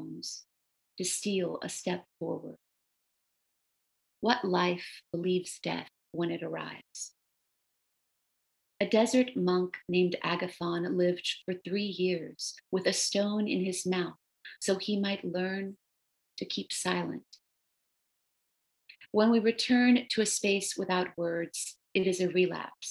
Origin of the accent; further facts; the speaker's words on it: the South, United States; first language Romanian; English is a second language; growing up in the South, which is really haunted by slavery